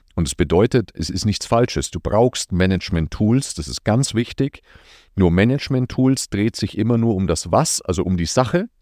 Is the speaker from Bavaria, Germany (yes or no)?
yes; Nuremberg, Bavaria, Germany; Ich komme aus Franken, aus Nürnberg